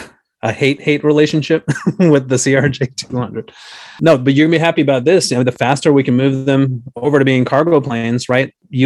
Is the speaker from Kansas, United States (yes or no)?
no; San Francisco, California, United States; moved away as an adult; now in Washington, D.C., United States; I grew up in San Francisco.